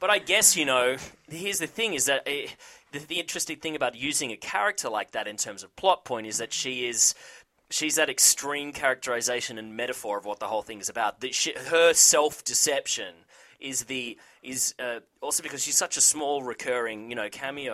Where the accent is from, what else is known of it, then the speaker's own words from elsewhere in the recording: Australia; I'm Australian